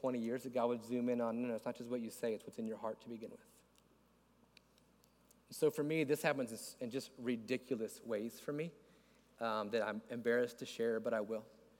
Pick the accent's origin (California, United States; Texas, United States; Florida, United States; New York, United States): Florida, United States; I'm from Florida.